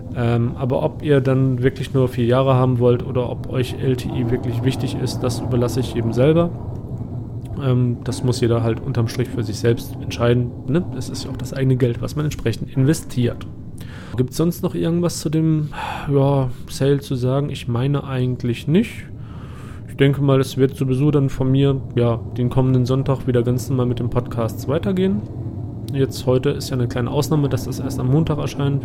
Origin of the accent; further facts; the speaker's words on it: Germany; mich persönlich als Deutscher